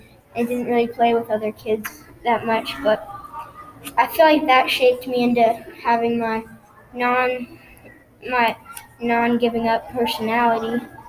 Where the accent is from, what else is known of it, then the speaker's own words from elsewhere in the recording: Appleton, Wisconsin, United States; also born or lived in Europe; I was born in Appleton, Wisconsin. Well, I was born in Europe, but then grew up in Appleton, Wisconsin.